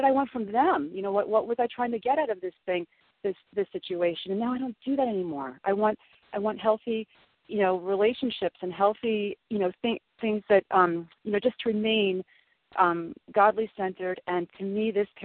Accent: Southern Illinois, United States; I grew up in Southern Illinois in the Midwest and Bible Belt

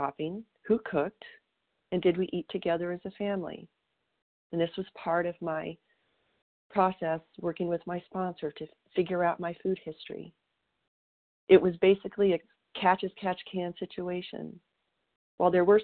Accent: southern Colorado, United States; moved away as an adult; also born or lived in Wyoming / Oklahoma; my hometown in southern Colorado

